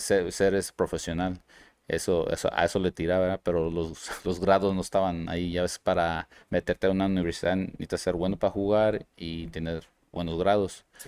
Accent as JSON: {"language": "Spanish", "town": "Cicero", "region": "Illinois", "country": "United States", "tie": "born or raised there", "also_born_or_lived": "Chicago"}